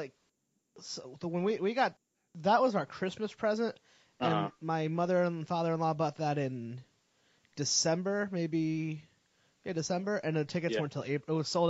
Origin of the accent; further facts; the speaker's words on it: the Northeast, Rhode Island, United States; I'm from the Northeast